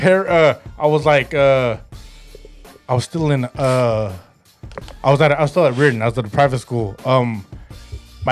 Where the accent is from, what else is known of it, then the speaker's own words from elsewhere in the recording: California, United States; I'm an American dude from California